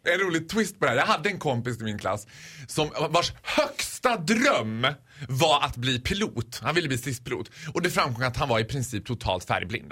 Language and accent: Swedish; Borlänge, Dalarna County, Sweden; jag är ju född och uppvuxen i Borlänge